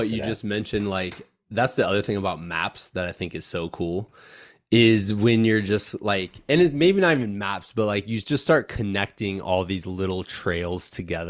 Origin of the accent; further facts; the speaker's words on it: Iowa, United States; especially as like a Midwesterner at heart, is I'm like, I think that's cool because I think that opens a sport up to everybody. Like there's gravel roads everywhere, man. Like if I was still back in Iowa, guaranteed I would have a gravel bike